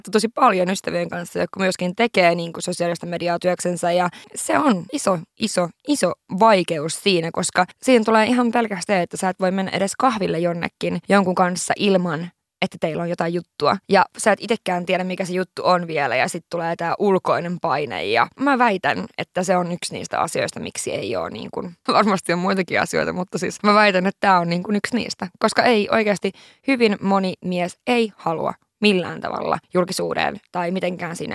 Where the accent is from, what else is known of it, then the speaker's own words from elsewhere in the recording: Lapland, Finland; mä oon pohjoisesta kotoisin, mä oon tämmöisiä Lapin tyttöjä